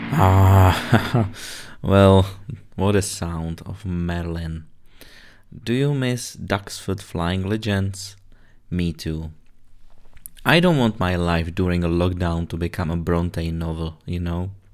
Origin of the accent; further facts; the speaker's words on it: Czechia; English is a second language; moved away; also born or lived in Britain; you already spotted my little accent. Well, anyone who guessed I'm originally from Czech Republic guessed it right